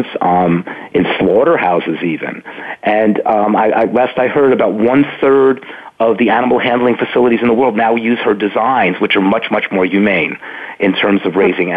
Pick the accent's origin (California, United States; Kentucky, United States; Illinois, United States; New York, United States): New York, United States; New York City; I grew up in Brooklyn.